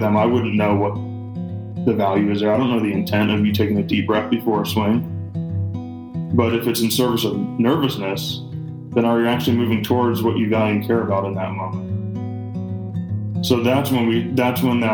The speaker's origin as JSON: {"language": "English", "town": "Greenville", "region": "South Carolina", "country": "United States", "tie": "born or raised there", "said": "I grew up in Greenville, South Carolina"}